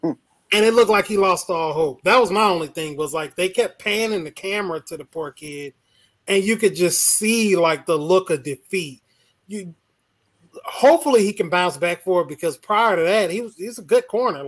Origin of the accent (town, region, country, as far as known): Jacksonville, Florida, United States; born or raised there